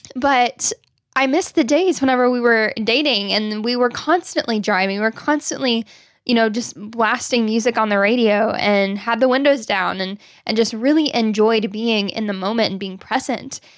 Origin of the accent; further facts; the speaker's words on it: Arkansas, United States; growing up in Arkansas